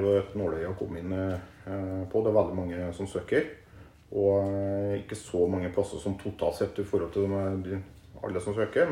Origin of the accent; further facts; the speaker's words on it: Klæbu, Trøndelag, Norway; moved away as an adult; also born or lived in Nord-Norge / Oslo / Stavern; now in Østfold, Norway; Jeg er oppvokst i Klæbu, som etter hvert har blitt en del av eh, Trondheim kommune.